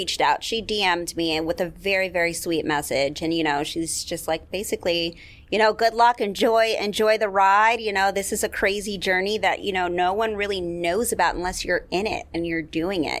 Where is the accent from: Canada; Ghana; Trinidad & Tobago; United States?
United States; New York City, New York; also born or lived in Los Angeles; I've been in New York off and on since I was two. My parents were also raised in New York City